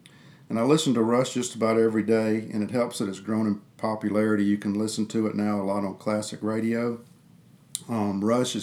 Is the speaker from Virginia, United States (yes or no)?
no; Greenville, Alabama, United States; I'm from Greenville, Alabama, and I live there with my beautiful and lively wife, Bess